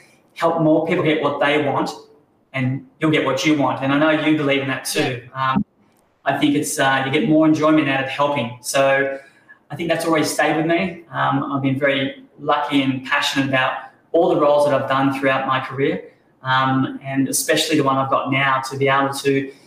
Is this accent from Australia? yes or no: yes; Sunshine Coast, Queensland, Australia; growing up on the Sunshine Coast